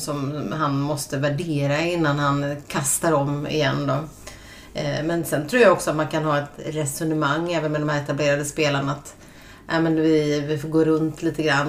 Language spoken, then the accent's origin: Swedish; Sweden